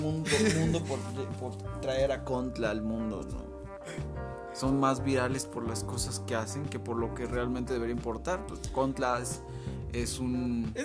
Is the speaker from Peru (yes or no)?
no; Mexico; somos mexicanos